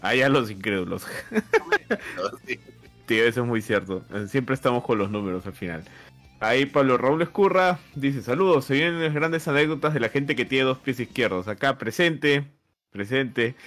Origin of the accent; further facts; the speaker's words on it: Peru; somos peruanos